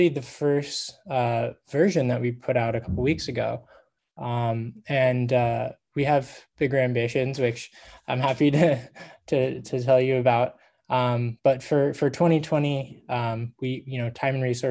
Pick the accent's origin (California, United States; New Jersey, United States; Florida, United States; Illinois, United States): California, United States; Laguna Beach; I'm from Southern California, a beach town called Laguna Beach.